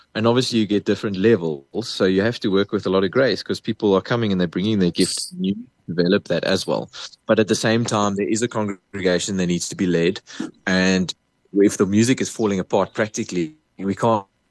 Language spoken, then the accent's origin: English; Port Elizabeth, Eastern Cape, South Africa; moved away as an adult; now in Pretoria, South Africa; I come from Port Elizabeth. I was born in, in PE